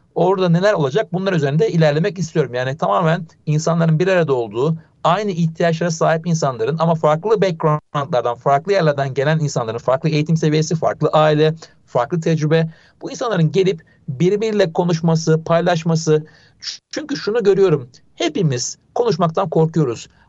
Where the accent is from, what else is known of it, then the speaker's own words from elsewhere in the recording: Ankara, Turkey; moved away as an adult; now in Istanbul, Turkey; Ben Ankaralıyım. Yani ilk orta lise Ankara'da geçti.